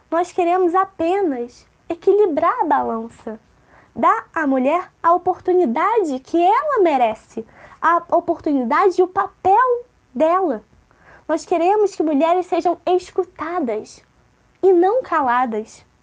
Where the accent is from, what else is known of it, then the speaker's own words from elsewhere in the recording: Rio de Janeiro, Brazil; now in -; E eu nasci na favela da Maré, cresci, fui educada lá, sou mãe, sou mulher, sou negra, sou brasileira, sou lésbica, sou preta, sou favelada, com muito orgulho.